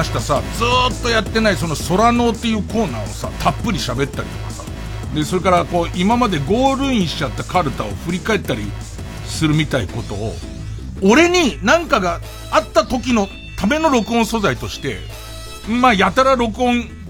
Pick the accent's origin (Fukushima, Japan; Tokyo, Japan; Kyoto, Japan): Tokyo, Japan; Arakawa; 俺の生まれ育った東京荒川区